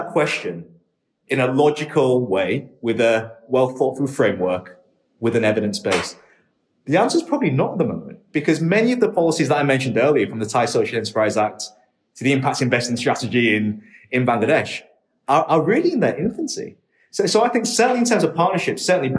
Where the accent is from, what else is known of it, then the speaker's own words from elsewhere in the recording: Hull, Yorkshire and the Humber, United Kingdom; also born or lived in Shenzhen, China; I was born in England in a city called Hull. It's one of the poorer areas of the UK and was when I was growing up.